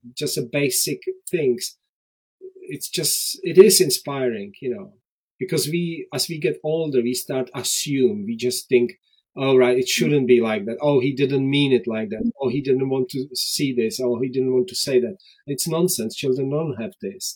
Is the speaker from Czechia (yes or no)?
yes; Czechia; English is a second language; moved away as an adult; also born or lived in Prague; now in Worcester, United Kingdom; I was born in Czechoslovakia in 1967